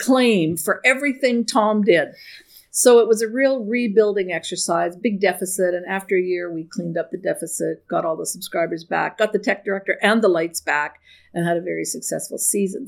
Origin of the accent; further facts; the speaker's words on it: Saskatchewan, Canada; I grew up in Saskatchewan